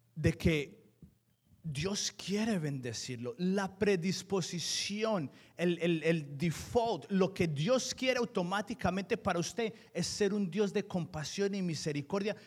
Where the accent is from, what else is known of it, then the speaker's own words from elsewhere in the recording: Colombia; Yo soy colombiano en todas las etapas de mi vida.